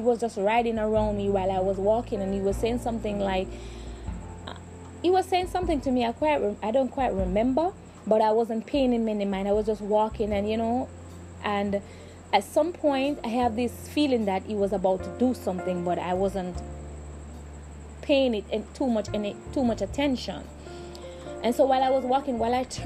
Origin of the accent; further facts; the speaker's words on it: Jamaica; I am from Jamaica and we are from the ghetto